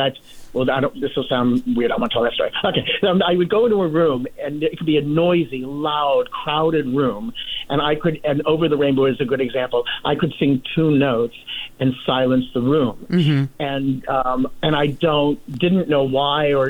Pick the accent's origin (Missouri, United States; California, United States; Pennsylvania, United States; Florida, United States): Missouri, United States; St. Louis; moved away; also born or lived in New York; they we're from St. Louis